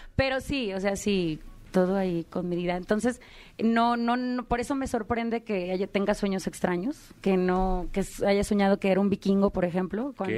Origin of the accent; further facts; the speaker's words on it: Guadalajara, Jalisco, Mexico; also born or lived in Mexico City; de la Ciudad de México, pero crecí en Guadalajara